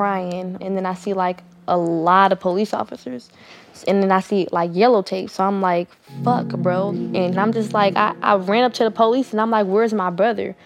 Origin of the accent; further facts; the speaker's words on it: Oakland, California, United States; I'm from East Oakland, California.